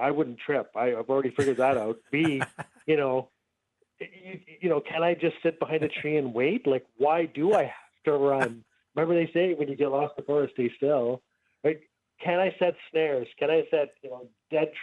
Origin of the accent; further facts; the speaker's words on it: Fort Smith, Northwest Territories, Canada; I was born and raised in Fort Smith, Northwest Territories